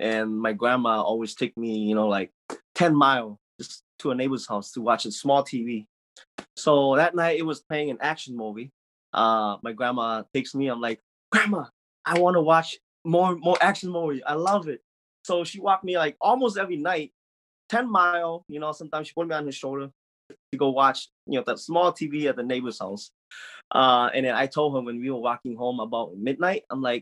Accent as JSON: {"language": "English", "country": "Laos", "tie": "born or raised there", "second_language": "English", "moved": "yes", "said": "I grew up in Laos in the 1990, and we lived in like poverty."}